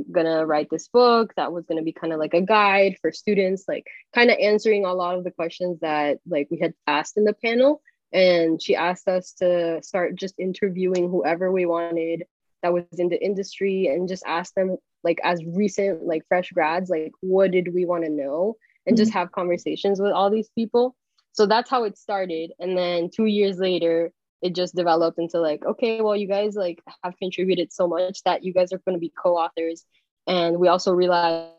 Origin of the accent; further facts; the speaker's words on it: Miami, Florida, United States; now in New York, United States; I grew up in Miami